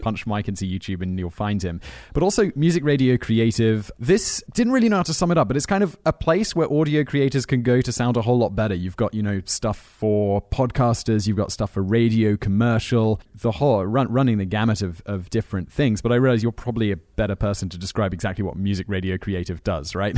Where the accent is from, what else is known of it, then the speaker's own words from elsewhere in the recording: Headcorn, South East England, United Kingdom; I grew up near, uh, between, in a village called Headcorn, which is between Maidstone